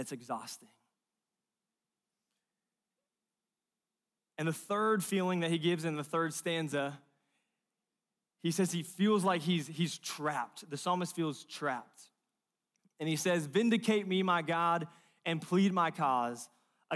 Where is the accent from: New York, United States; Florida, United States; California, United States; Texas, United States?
California, United States; moved away; I'm from California, Pacific Ocean